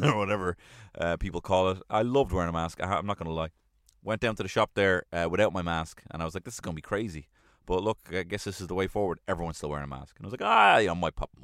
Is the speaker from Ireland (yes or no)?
yes; Ireland; we as Irish people